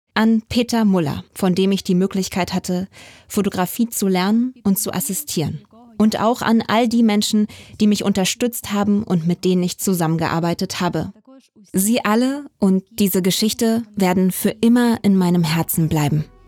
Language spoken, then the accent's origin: German; Chernivtsi, Chernivtsi Oblast, Ukraine; moved away as an adult; meiner Heimatstadt